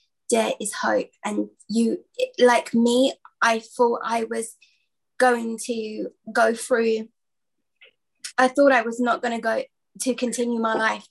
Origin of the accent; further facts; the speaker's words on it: London, United Kingdom; from London